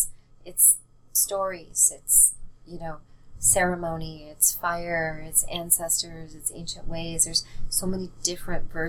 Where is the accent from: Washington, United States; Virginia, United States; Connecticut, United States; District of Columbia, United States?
Washington, United States; Seattle; I grew up in Seattle